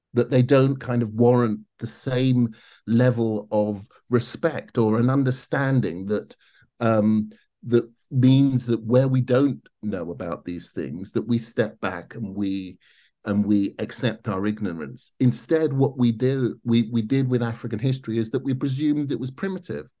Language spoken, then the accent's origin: English; London, United Kingdom; I grew up in South London